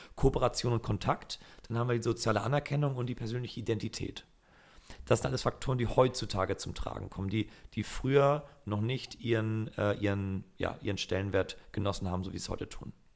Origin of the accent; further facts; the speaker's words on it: Flensburg, Schleswig-Holstein, Germany; now in Hamburg, Germany; ich komme aus Flensburg